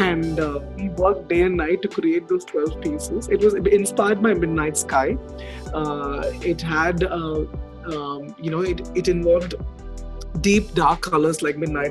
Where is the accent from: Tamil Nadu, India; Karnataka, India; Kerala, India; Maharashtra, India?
Tamil Nadu, India; Chennai; I was born and raised in Chennai